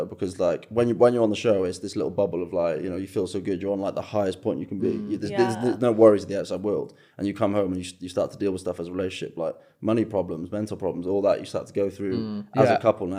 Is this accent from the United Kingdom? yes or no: yes; Newport, Wales, United Kingdom; moved away; I was born and raised in Wales. I'm actually Welsh.